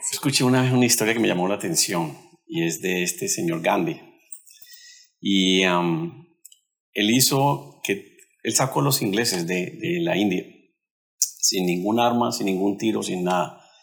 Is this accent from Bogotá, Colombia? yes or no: no; Cali, Valle del Cauca, Colombia; Nosotros somos de Colombia y de la ciudad de Cali.